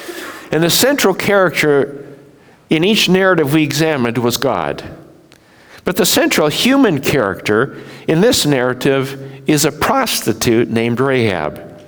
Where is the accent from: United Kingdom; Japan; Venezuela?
Japan; When I was raised in Japan, we saw the prejudice of Japanese against Koreans.